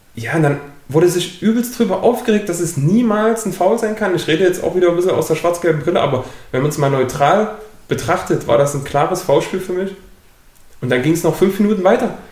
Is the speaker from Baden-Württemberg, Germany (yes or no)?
no; Saxony, Germany; Hier bei uns in Sachsen